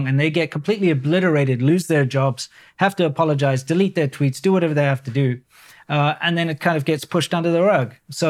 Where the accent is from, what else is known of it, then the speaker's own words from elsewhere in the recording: South Africa; It's a very British system, very similar to what I grew up in South Africa, being a former British colony, of course.